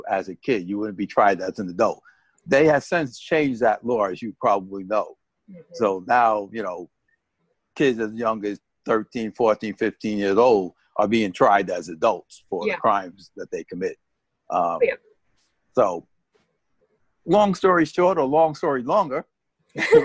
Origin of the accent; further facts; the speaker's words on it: New York City, New York, United States; When I was growing up in the South Bronx, we had one half of the block that was Spanish and one half of the block that was Black.